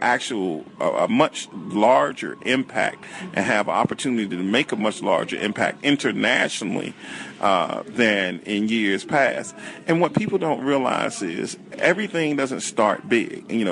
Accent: Washington, District of Columbia, United States; I went to Blue and McKinley High Schools here in the District of Columbia, and I grew up on Martin Luther King Avenue.

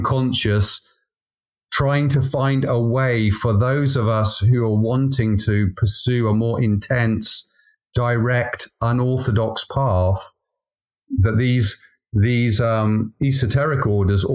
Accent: Wales, United Kingdom; also born or lived in London; now in Devon, United Kingdom; I come from a Celtic country. I'm from Wales.

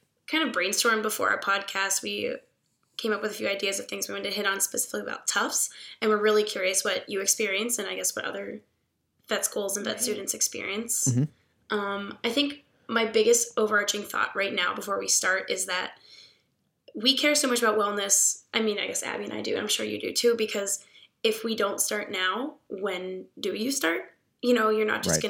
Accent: Pittsburgh, Pennsylvania, United States; moved away as an adult; also born or lived in Ohio; now in Massachusetts, United States; I grew up in Pittsburgh, so I'm a little far from home

